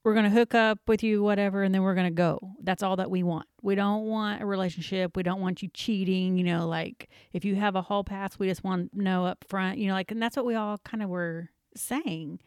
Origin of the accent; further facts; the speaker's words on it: the South, United States; we're from the South